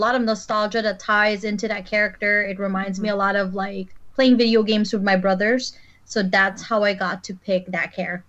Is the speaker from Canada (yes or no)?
no; Philippines; now in Chicago, United States; I'm born and raised in the Philippines, and I now live in Chicago.